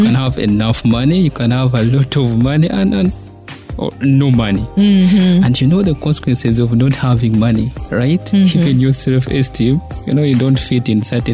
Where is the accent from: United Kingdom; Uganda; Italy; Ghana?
Uganda; Masaka, Central Region; I grew up in Masaka.